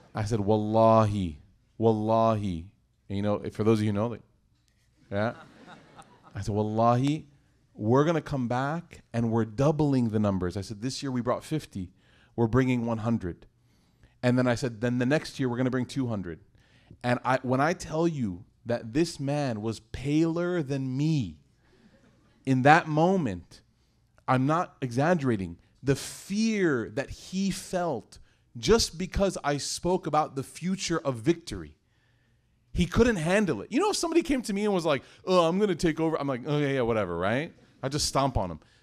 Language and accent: English; United States; I'm from America